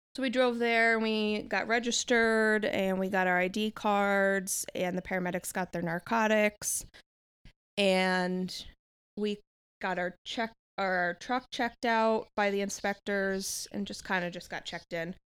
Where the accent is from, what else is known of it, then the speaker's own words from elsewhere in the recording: about forty minutes north of Manhattan, New York, United States; moved away; I was born and raised in New York, about forty minutes north of Manhattan.